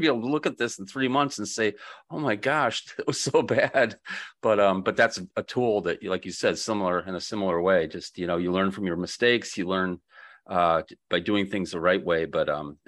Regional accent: Grand Rapids, Michigan, United States; born there; In March next year, they're having it in Grand Rapids where I was born.

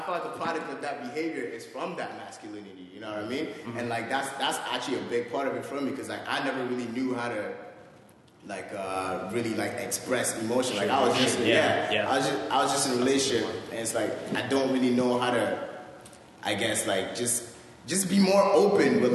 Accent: Ghana; now in Canada; growing up in Ghana, it was me, my brother, and my mom, right? And then when we came here

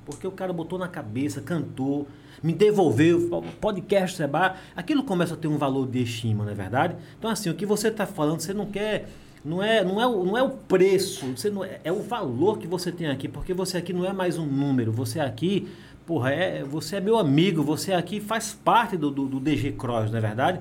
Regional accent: Água Branca, Alagoas, Brazil; moved away; also born or lived in São Paulo; eu sou daqui mesmo, sou de Água Branca, entendeu? Meus pais são daqui

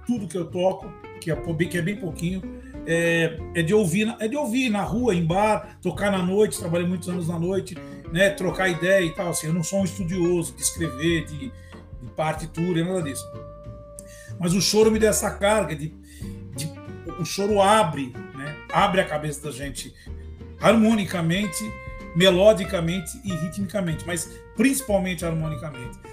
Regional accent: São Paulo, Brazil; a gente é da Zona Norte, da Vila Maria

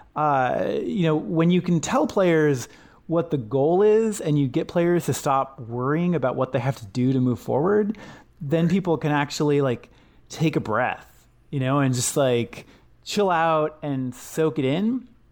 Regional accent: Washington, United States; my childhood, growing up in Washington State

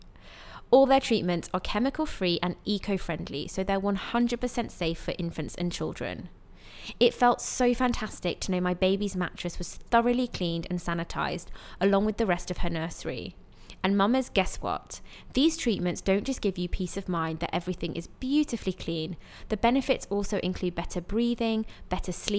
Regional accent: United Kingdom; moved away as an adult; now in Dubai, United Arab Emirates; a British expat who's been living in Dubai for 10 years

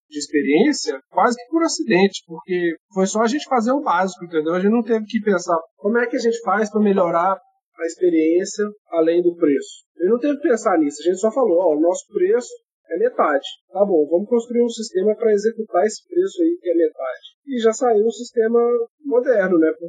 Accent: Belo Horizonte, Minas Gerais, Brazil; Eu sou de BH, assim como você

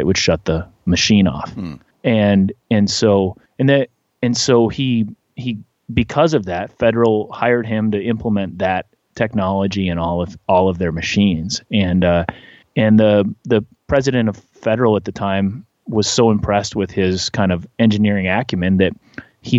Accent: north of Anoka, Minnesota, United States; now in Nashville, United States; I grew up about an hour north of the Twin Cities, north of a town called Anoka.

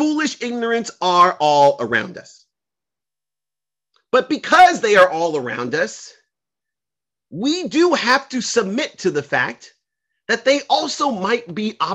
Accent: Los Angeles, California, United States; I grew up in South Central in the 90s

